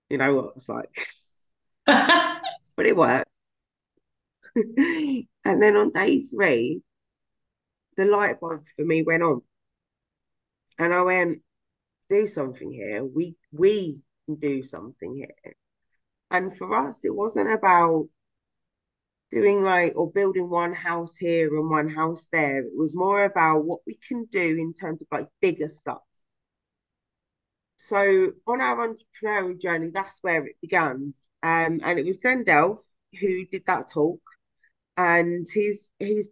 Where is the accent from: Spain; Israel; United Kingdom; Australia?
United Kingdom; London; I'm from London, so that's what we called that.